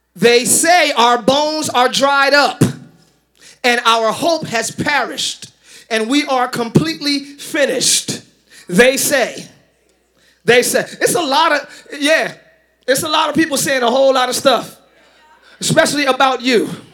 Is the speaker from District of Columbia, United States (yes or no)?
no; Philadelphia, Pennsylvania, United States; I'm from Philly